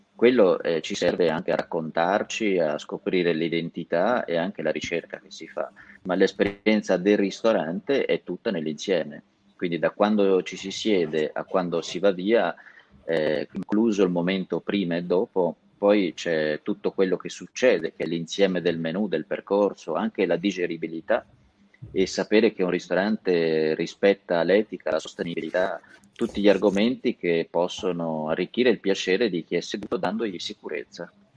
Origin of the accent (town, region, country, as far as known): Castelmartini, Tuscany, Italy; born or raised there; now in Lombardy, Italy